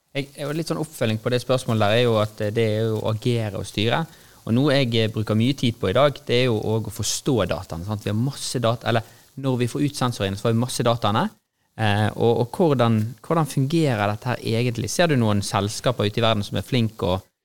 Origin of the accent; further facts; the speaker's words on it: Norway; vi sier vi er fra Norge